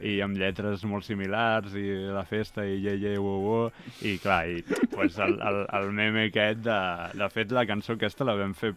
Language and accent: Catalan; Premià de Mar, Catalonia, Spain; Jo vaig néixer i he viscut ah. molts anys a Premià de Mar